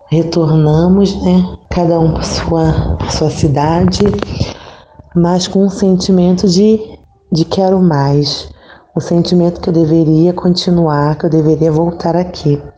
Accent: Nilópolis, Rio de Janeiro, Brazil; moved away as an adult; also born or lived in Cocal, Brotas de Macaúbas, Bahia; now in Brotas de Macaúbas, Brazil; eu sou de Nilópolis, Rio de Janeiro da província da Imaculada Conceição, da Paróquia Nossa Senhora Aparecida. Tenho 36 anos. Atualmente eu moro no Cocal, povoado do Cocal

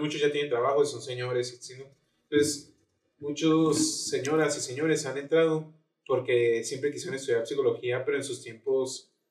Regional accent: Mexico; siendo mexicano

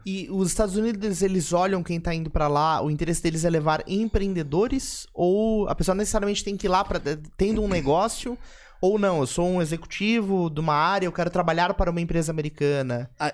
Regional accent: Brazil; como brasileiro

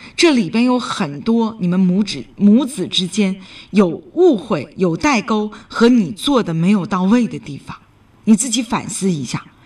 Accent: Northeast China, China; accent: Northeastern (Dongbei) dialect; 我们东北话没有

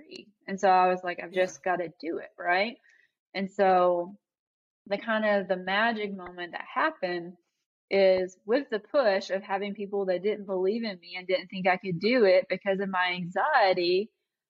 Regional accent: Eastern Kentucky, United States; I grew up in Eastern Kentucky. It was very impoverished. It was very rural.

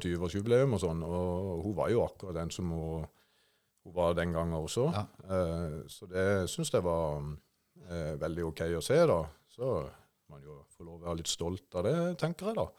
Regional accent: Kristiansand, Agder, Norway; jeg hadde mine første barneår i Auglandsbukta i Vågsbygd. Før etter hvert, når jeg begynte på barneskolen, flytta opp til Golanhøyden

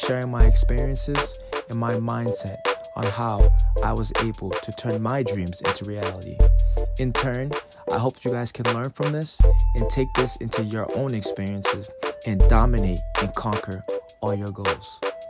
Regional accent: Providence, Rhode Island, United States; I am from Providence, Rhode Island.

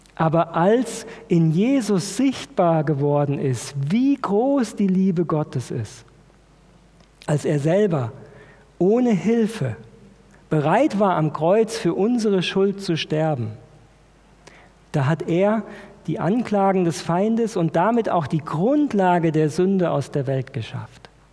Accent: Germany; wir als Deutsche

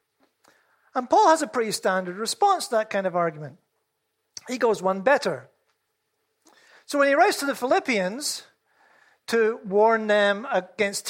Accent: Scotland, United Kingdom; I'm Scottish

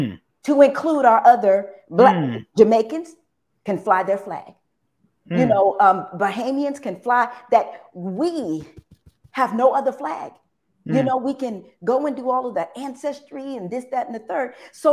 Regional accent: Texas, United States; you're Northern and I'm Southern, you know, I'm a Texan and you know, the West Coast

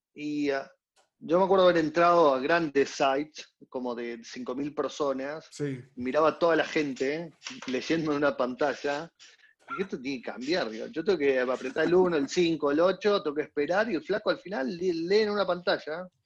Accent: Córdoba, Argentina; Soy, argentino también. Claro. soy cordobés

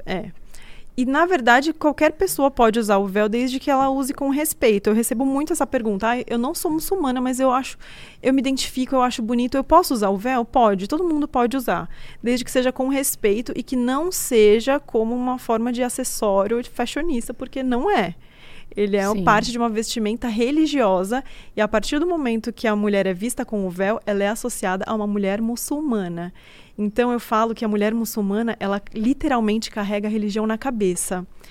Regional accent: Brazil; eu sou brasileira, né? Eu nasci aqui no Brasil

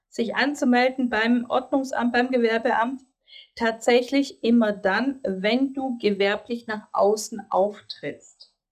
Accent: Greece; now in Germany; ich als gebürtige Griechin

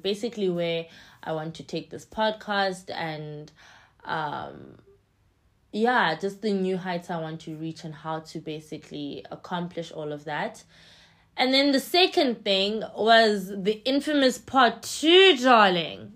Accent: East London, Eastern Cape, South Africa; English is a second language; now in Johannesburg, South Africa; in East London, where I'm from

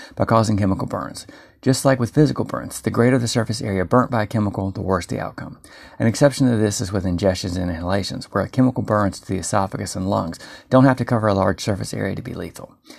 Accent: North Carolina, United States; I'm from North Carolina

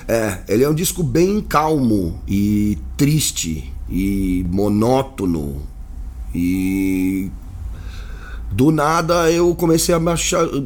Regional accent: Santos, São Paulo, Brazil; now in São Paulo, Brazil; a gente cresceu em Santos

